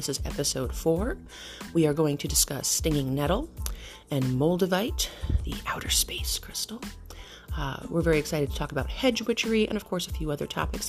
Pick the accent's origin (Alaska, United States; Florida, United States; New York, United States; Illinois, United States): New York, United States; They knew I was from New York instantly.